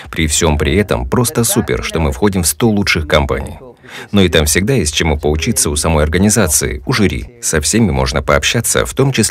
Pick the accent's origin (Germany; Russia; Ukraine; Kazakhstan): Germany; now in Dubai, United Arab Emirates; Я немец